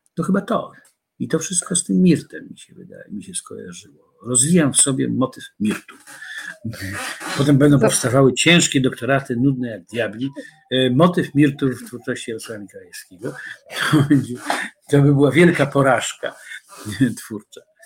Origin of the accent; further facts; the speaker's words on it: Warsaw, Masovian Voivodeship, Poland; do księgarni Paksu na rogu e, koszykowej, pięknej